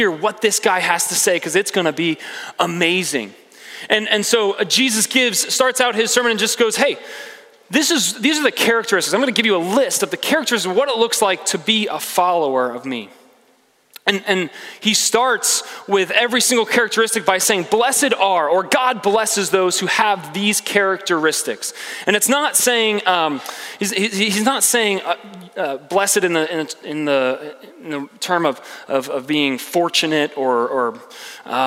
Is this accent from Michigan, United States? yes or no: no; Philadelphia, Pennsylvania, United States; moved away as an adult; also born or lived in Indiana; I come from Philadelphia, Pennsylvania. That's where I grew up.